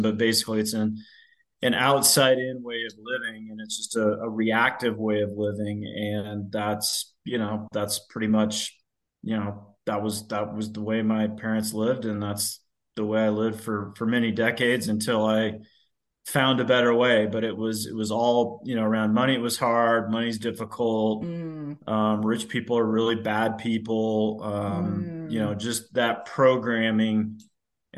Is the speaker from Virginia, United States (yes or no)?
no; Loveland, Colorado, United States; now in Castle Pines Village, United States; I grew up in Loveland, Colorado State grad.